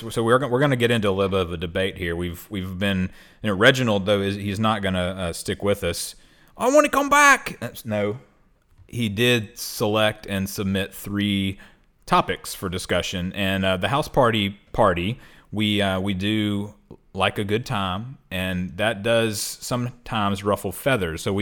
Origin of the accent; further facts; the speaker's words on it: London, United Kingdom; I'm half Australian, but I'm also from somewhere in England, the southern uh, part of England, in London.